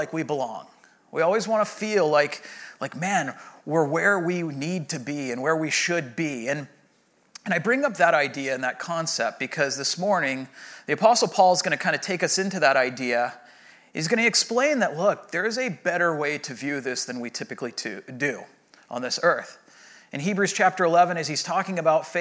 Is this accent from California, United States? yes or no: yes; Rancho Santa Margarita, California, United States; I grew up in Rancho Santa Margarita, and my mom still lives in the home that I grew up